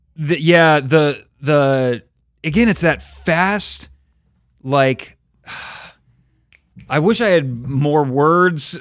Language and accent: English; Oakley, California, United States; I was from Oakley?